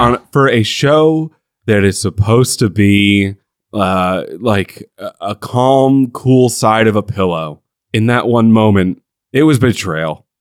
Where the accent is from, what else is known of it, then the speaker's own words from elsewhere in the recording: United States; as an American